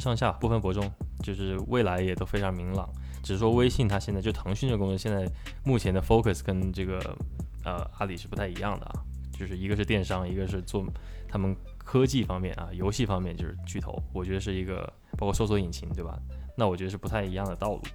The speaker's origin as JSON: {"language": "Chinese", "country": "China", "moved": "yes", "lives_now": "Canada", "said": "你像加拿大这边，你看我们只是代表我们中国人一个小群体"}